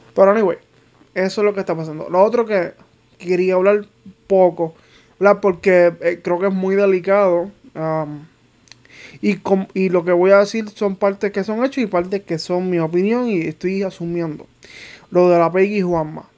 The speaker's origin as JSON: {"language": "Spanish", "town": "Manatí", "country": "Puerto Rico", "also_born_or_lived": "Arecibo", "said": "yo soy de Manatí, pero pues mi segundo pueblo como tal es Arecibo"}